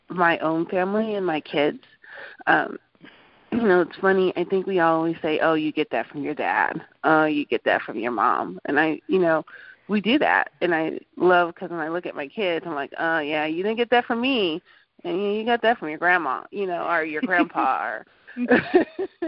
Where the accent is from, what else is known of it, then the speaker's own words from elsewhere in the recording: Denver, Colorado, United States; also born or lived in Anchorage, Alaska; We're from Denver, Colorado, but my mom had moved to Anchorage, Alaska when I was eight. I lived up there for a little bit for her and came back home to Denver